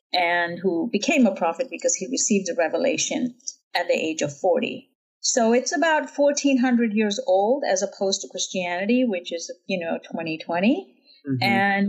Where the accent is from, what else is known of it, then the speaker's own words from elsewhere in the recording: Jammu and Kashmir, India; And I grew up in Kashmir in the foothills of the Himalayas.